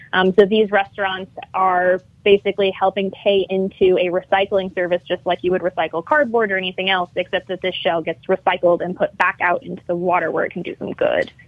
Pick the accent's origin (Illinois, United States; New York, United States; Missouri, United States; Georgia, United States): Illinois, United States; moved away as an adult; now in Louisiana, United States; I'm from Illinois